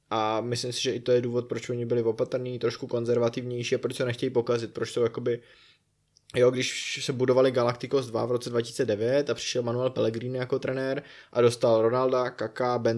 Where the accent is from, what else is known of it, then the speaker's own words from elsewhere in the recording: South Bohemian Region, Czechia; já jsem z Jižní Čech.